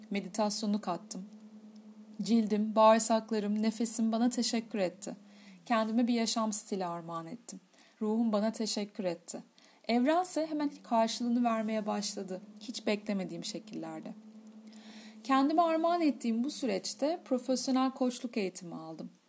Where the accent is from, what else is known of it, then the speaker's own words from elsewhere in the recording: Kadıköy, Istanbul, Turkey; 1979 İstanbul Göztepe doğumlu bir faniyim. Doğma büyüme Kadıköylüyüm.